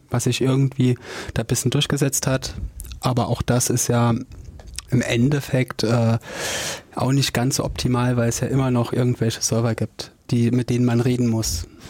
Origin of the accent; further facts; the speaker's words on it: Jena, Thuringia, Germany; Ich komme hier aus Jena